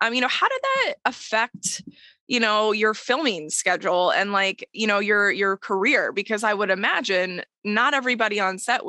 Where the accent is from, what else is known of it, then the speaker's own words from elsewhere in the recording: Texas, United States; moved away; I'm from Texas originally